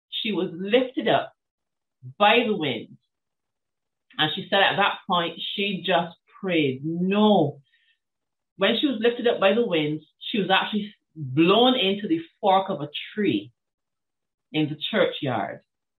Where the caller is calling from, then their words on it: Barbados; First of all, I'm dialing in from the island of Barbados, which is